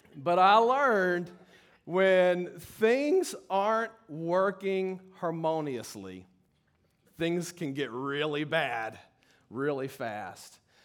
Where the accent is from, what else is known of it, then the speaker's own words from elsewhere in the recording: Baton Rouge, Louisiana, United States; I grew up in Baton Rouge